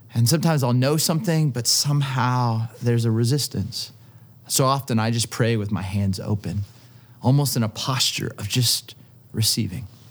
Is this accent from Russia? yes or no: no; Southern California, United States; I grew up in Southern California